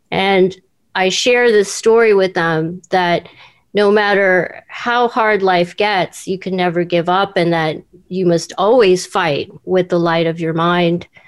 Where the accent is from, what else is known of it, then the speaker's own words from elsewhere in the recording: Seoul, South Korea; born there; I was born in Seoul, Korea, and my parents had no no work.